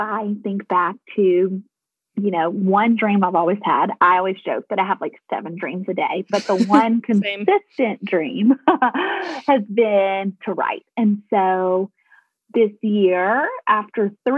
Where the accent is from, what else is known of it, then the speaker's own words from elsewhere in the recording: Nashville, Tennessee, United States; moved away as an adult; also born or lived in Colorado; I am a Nashville girl, as you can tell from my accent.